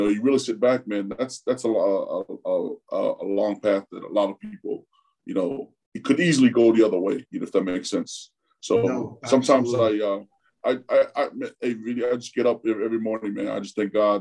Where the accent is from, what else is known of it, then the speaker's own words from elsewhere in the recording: Euless, Texas, United States; English is a second language; moved away as an adult; also born or lived in Tonga; now in Florida, United States; grew up in Euless, junior high and high school